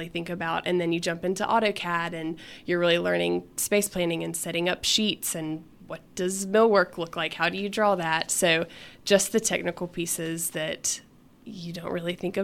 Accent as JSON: {"language": "English", "town": "Birmingham", "region": "Alabama", "country": "United States", "tie": "born or raised there", "also_born_or_lived": "Chelsea, Alabama / Mississippi State", "said": "I grew up here in Birmingham and never really thought that I would end up back here, but here we are. I grew up almost in Chelsea, so a little bit outside of the city"}